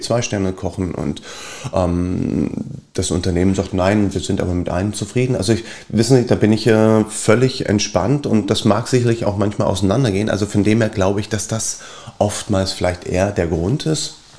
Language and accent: German; Berlin, Germany; ich bin Berliner